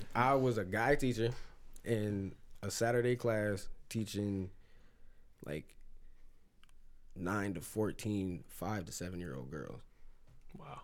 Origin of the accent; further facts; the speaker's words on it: Lorain, Ohio, United States; I'm from Lorraine